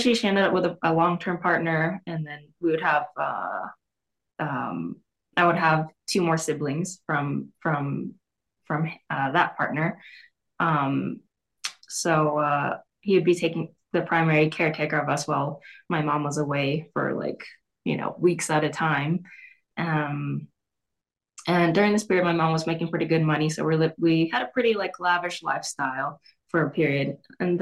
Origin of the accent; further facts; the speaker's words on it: Long Beach, California, United States; moved away; also born or lived in Wyoming; I was born in Long Beach